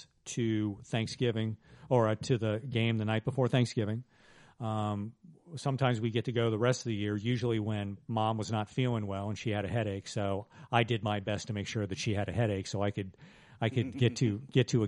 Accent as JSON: {"language": "English", "town": "Huber Heights", "region": "Ohio", "country": "United States", "tie": "born or raised there", "said": "I grew up in Huber Heights"}